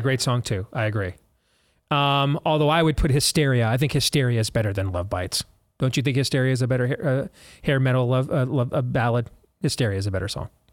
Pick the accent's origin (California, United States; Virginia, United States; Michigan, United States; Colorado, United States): Michigan, United States; moved away; growing up in Michigan, it was Spartan st, Foods, the local store brand